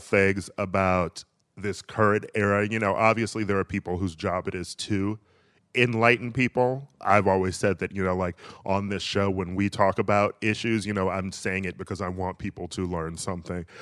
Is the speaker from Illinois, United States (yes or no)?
no; Milwaukee, Wisconsin, United States; I'm from Milwaukee